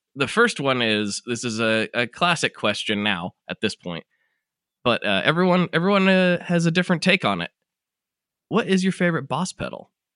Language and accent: English; United States; my civic duty as an American